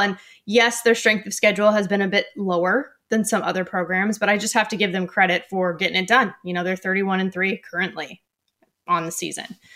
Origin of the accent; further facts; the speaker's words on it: Southern California, United States; our first ever travel ball team together growing up in Southern California